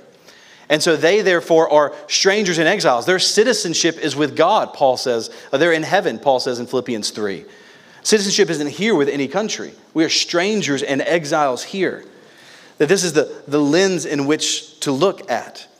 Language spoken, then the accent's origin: English; Louisiana, United States; moved away; also born or lived in Mississippi; where I grew up in Louisiana, went to school in Mississippi